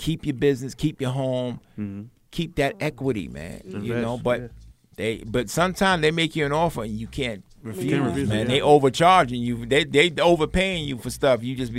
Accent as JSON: {"language": "English", "town": "New York City", "region": "New York", "country": "United States", "tie": "born or raised there", "said": "I grew up in Brooklyn, man. Brownsville, then I moved to Flatbush."}